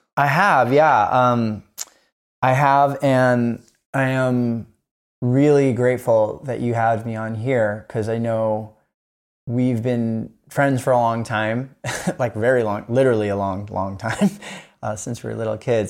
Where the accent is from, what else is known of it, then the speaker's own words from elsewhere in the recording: Kona, Hawaii, United States; I'm from Kona, Hawaii.